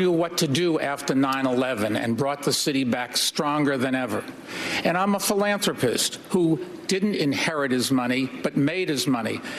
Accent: New York City, New York, United States; Uh, I'm a New Yorker.

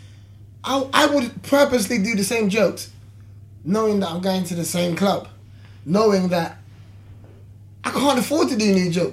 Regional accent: London, United Kingdom; I'm from London.

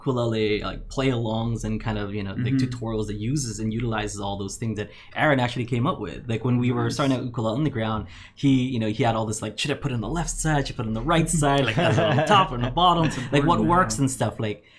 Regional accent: Philippines; now in Kauai, United States; I mean, I wasn't born here, but I moved here from the Philippines in 92, and mm-hmm. it was just so quiet.

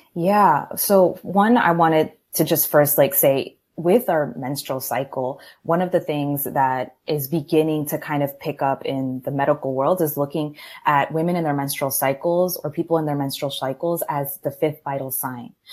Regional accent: Maryland, United States; moved away as an adult; now in Miami, United States; born and raised in Maryland. I'm from the DC area in a Colombian household

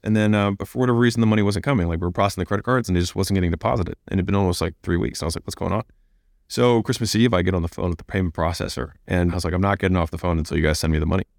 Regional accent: United States; I was born in America

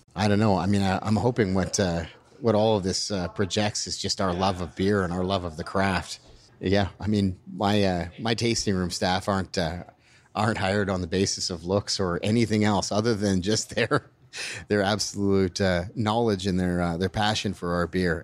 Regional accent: Alberta, Canada; moved away as an adult; also born or lived in British Columbia; now in Burnaby, Canada; I grew up in Alberta, uh, well, born and, and grew up in Alberta.

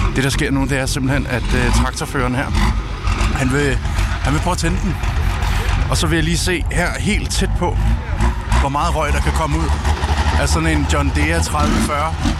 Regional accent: Southern Jutland, Southern Denmark, Denmark; er jo opvokset hjemme i Sønderjylland med mine forældre

